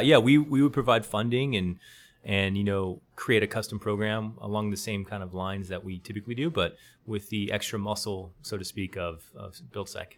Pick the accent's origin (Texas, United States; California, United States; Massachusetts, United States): Texas, United States; Austin; now in San Antonio, United States; I grew up in Austin, just down the road.